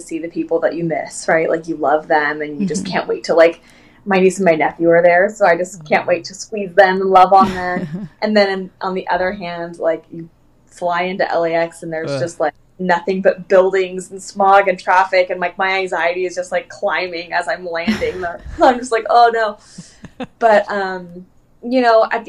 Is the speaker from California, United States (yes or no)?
yes; Orange County, California, United States; moved away as an adult; also born or lived in Anaheim, California; now in Sequim, Washington, United States; I'm Californian through and through. Like, I was raised in Orange County